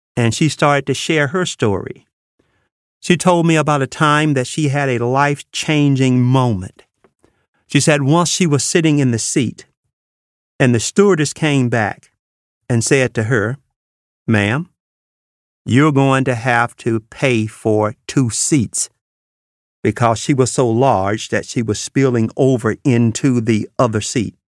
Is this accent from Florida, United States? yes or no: no; Mississippi Delta, United States; moved away; I grew up in the Mississippi Delta